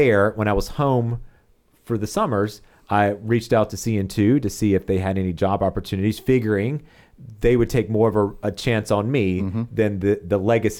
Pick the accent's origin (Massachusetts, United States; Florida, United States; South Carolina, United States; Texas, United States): South Carolina, United States; You know, obviously raised in Chester County, went to high school in South Carolina, college in South Carolina, and all of my jobs have been in South Carolina.